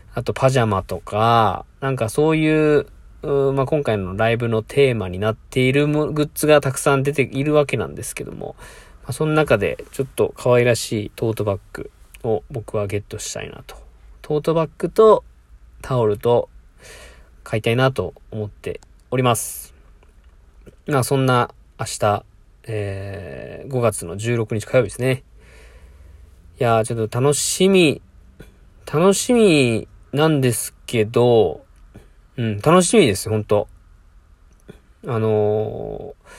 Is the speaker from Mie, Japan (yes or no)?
yes; Mie, Japan; 地元三重県